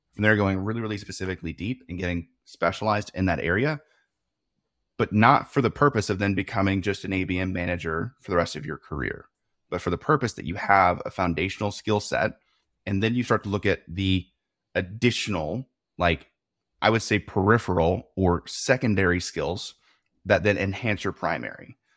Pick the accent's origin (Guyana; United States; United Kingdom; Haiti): United States; the South; I was raised in the South